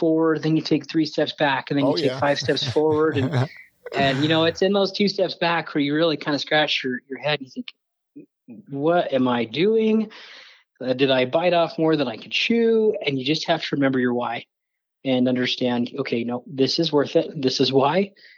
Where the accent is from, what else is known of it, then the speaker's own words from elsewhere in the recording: Midwest, United States; also born or lived in Bountiful; now in Utah, United States; actually lived in Bountiful for about 4 years, but then we lived in Ohio and Kansas and Illinois. So I grew up kind of in the Midwest in those flyover states.